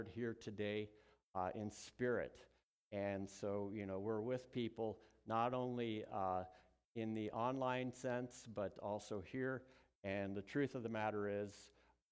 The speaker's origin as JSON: {"language": "English", "region": "Southern California", "country": "United States", "tie": "born or raised there", "moved": "yes", "said": "I was born in Southern California"}